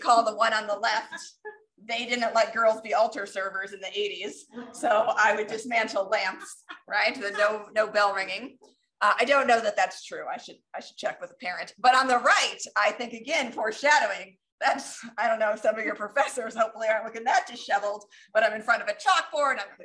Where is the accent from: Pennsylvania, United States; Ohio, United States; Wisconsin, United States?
Ohio, United States; Cleveland; moved away; I grew up in Northeast Ohio near Cleveland